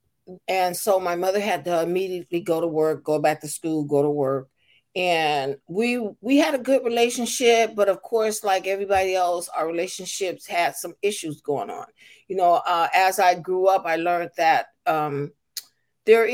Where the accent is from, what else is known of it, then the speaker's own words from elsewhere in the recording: Seaside, California, United States; moved away; also born or lived in Albuquerque, New Mexico / Salinas, California; I was born in Albuquerque, New Mexico, but I was raised in Seaside, California.